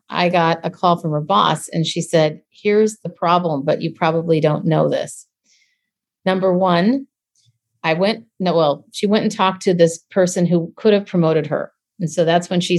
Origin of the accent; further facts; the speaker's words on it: Minneapolis, Minnesota, United States; now in San Francisco, United States; I'm originally from Minneapolis